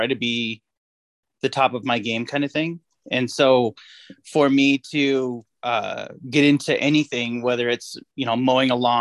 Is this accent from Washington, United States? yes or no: yes; Seattle, Washington, United States; moved away as an adult; also born or lived in Anchorage, Alaska; now in Salt Lake City, United States; born and raised in Seattle, Washington